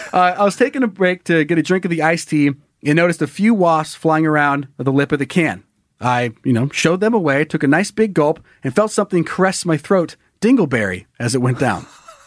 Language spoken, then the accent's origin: English; Wyoming, United States; I got back to my home state of Wyoming and got into my unit